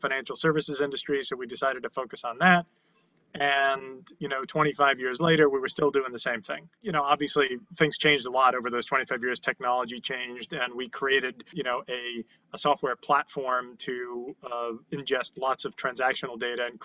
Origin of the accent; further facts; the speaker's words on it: New York City, New York, United States; I was born in Canarsie, Brooklyn.